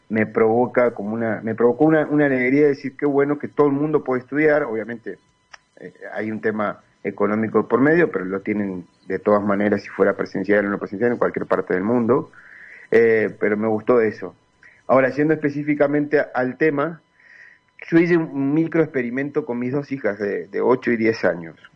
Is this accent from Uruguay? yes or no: yes; Uruguay; moved away as an adult; now in León, Mexico; yo estoy aquí en México, soy uruguayo, estoy aquí en México hace tres años